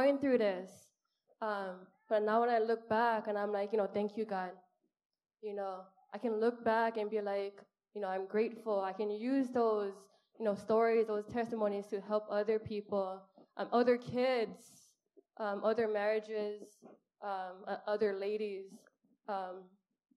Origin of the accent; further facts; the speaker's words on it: Honolulu, Hawaii, United States; I'm from Kalihi, and a single mom